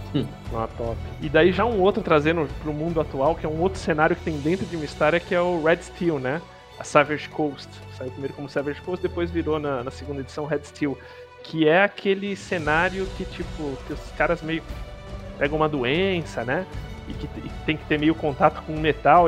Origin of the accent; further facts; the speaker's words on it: Brazil; nosso como brasileiro aqui